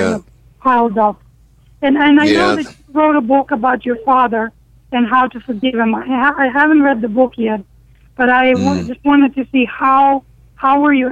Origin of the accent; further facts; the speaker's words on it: Ukraine; I am from Ukraine.